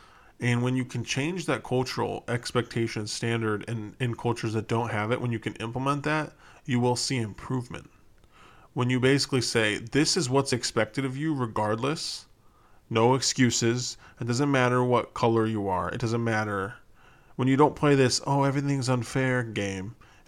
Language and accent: English; Chicago, Illinois, United States; I'm from Chicago. There's already people working on fixing that.